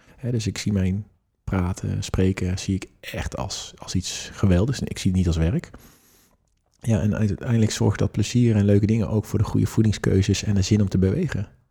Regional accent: Netherlands; in mijn oog als Nederlanders

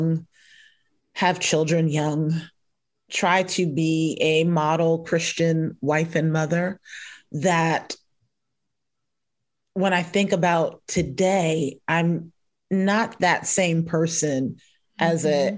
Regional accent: New Jersey, United States; also born or lived in Camden, New Jersey / Willingboro, New Jersey; So I was born and raised in Jersey and call myself a Jersey girl, which actually as a South Jersey girl

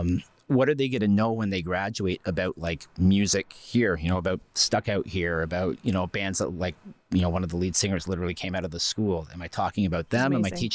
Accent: Strathroy, Ontario, Canada; Like I'm not from Huron County originally.

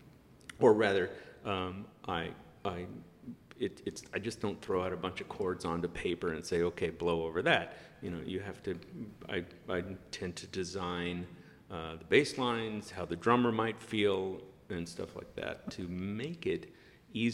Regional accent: Long Beach, California, United States; I grew up in Southern California in the 60s and also the early 70s

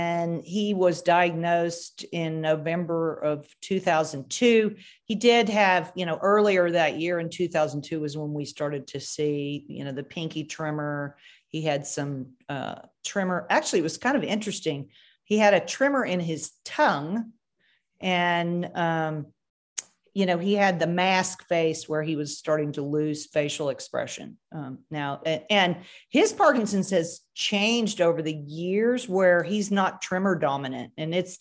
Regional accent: Kentucky, United States; now in Texas, United States; I'm from Kentucky

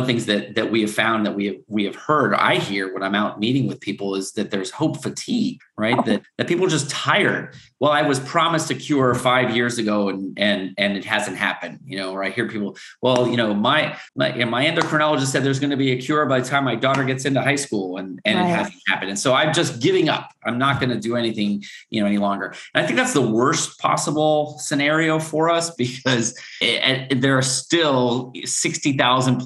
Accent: South Florida, United States; I grew up in South Florida

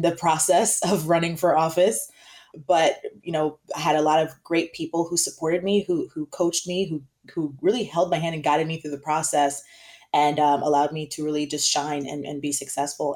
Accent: South Florida, United States; I grew up in South Florida

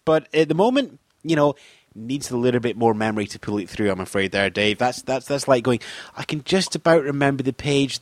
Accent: Scotland, United Kingdom; I'm Scottish.

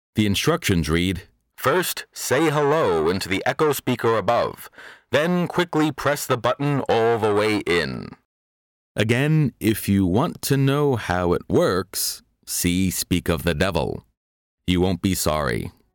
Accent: New York City, New York, United States; my hometown of Park Slope, Brooklyn

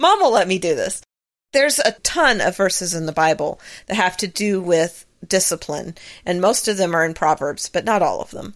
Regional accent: the South, United States; I was raised in the South

